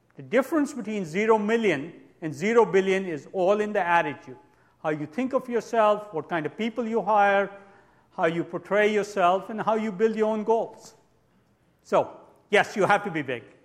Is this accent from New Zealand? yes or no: yes; New Zealand; I'm actually from New Zealand